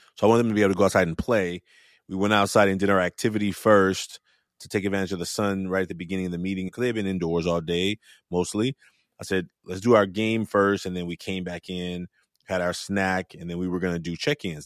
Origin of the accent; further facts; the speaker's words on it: Oakland, California, United States; as a young man growing up in Oakland, raised by a single mother